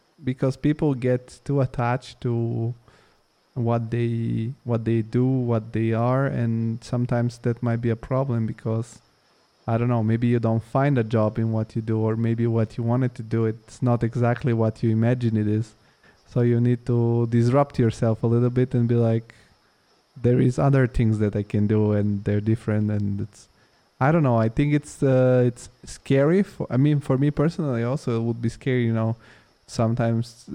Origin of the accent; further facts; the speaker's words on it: Italy; moved away as an adult; also born or lived in Bulgaria; now in Frankfurt, Germany; I'm from Bulgaria, but I grew up in Italy